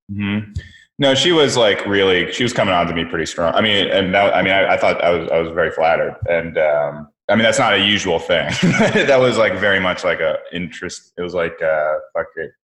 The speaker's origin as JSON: {"language": "English", "area": "San Francisco Bay Area", "region": "California", "country": "United States", "moved": "yes", "lives_now": "New York, United States", "said": "I'm actually from the West Coast, from the Bay Area. Um, yeah, like San Francisco Bay Area"}